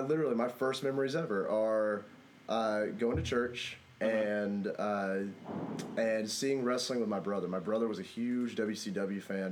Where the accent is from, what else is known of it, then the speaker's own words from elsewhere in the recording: Skipperville, Alabama, United States; moved away; I'm originally from Skipperville, Alabama, the big city of Skipperville, Alabama. It's not even a city.